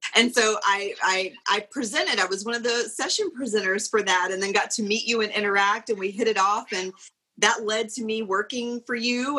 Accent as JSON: {"language": "English", "region": "South Carolina", "country": "United States", "also_born_or_lived": "Pooler, Georgia", "moved": "as an adult", "said": "we're both originally from South Carolina"}